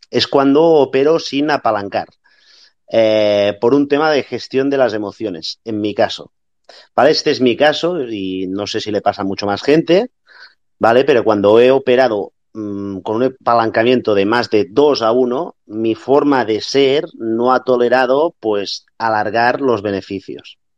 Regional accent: Barcelona, Catalonia, Spain; eh, soy de Barcelona.

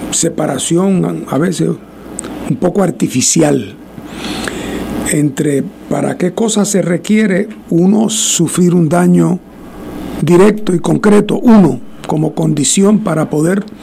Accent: Guánica, Puerto Rico; Eh, y es más que yo no soy ni de ese pueblo, yo soy de Guánica que estaba paseando por

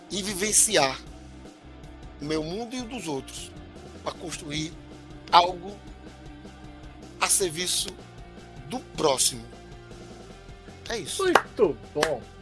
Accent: Alagoas, Brazil; Sou neto de sertanejo, comendo meu queijo de coalha com rapadura.

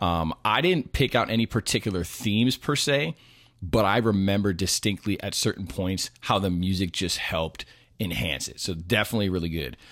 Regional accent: New York, United States; when I was born in New York

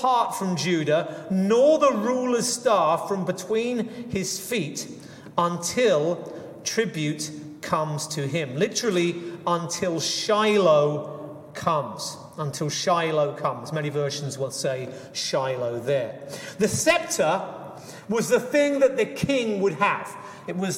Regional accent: England, United Kingdom; I grew up in England

